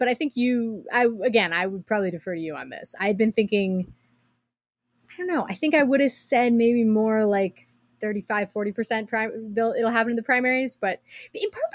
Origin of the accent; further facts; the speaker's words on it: United States; as an American